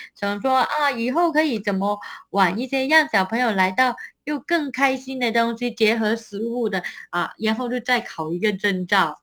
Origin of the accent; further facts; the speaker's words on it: Hong Kong; moved away as an adult; also born or lived in Taiwan; now in Nantou, Taiwan; 我们香港人来台湾